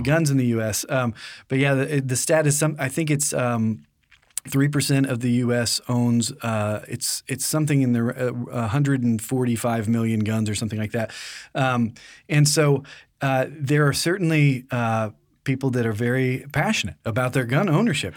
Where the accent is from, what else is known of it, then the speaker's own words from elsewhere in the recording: United States; being born and raised in America